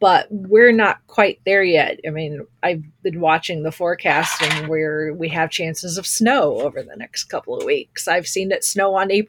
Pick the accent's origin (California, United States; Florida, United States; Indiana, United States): Indiana, United States; being born and raised in the Midwest